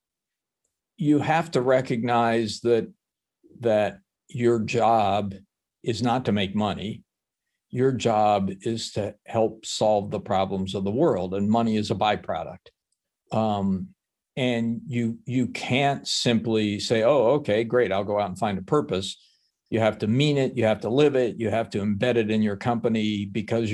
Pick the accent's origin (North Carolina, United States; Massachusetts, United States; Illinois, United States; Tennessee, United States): Tennessee, United States; Chattanooga; moved away as an adult; I went to my hometown of Chattanooga, Tennessee, and worked for the hometown paper